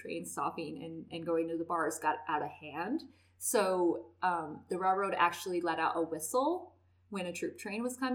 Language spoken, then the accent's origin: English; Carlin, Nevada, United States; I grew up in Carlin, and this is so not the Carlin I grew up